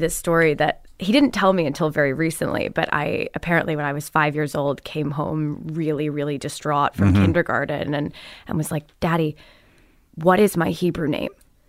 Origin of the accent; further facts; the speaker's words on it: Highland Park, Illinois, United States; I'm from Highland Park, Illinois, which is a suburb like 30 minutes north of Chicago.